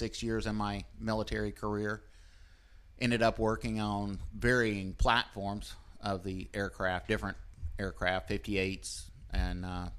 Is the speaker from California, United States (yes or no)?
no; Burns, Tennessee, United States; born or raised there; also born or lived in Memphis, Tennessee